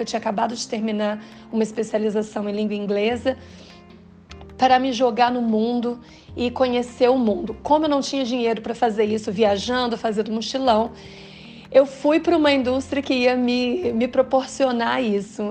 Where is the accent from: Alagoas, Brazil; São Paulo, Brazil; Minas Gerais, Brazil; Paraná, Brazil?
Paraná, Brazil; Londrina; also born or lived in Vitória; Eu estava vivendo muito ali naquele meu mundo de Londrina, né? Eu sou do Paraná, é, já havia morado em Vitória antes